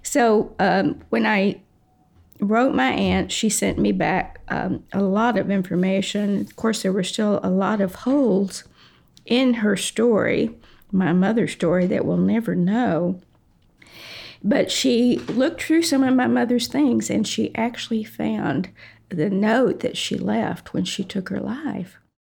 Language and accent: English; Comanche, Texas, United States; I was born in Comanche, Texas, which is a small little town in Texas, about 4,000 people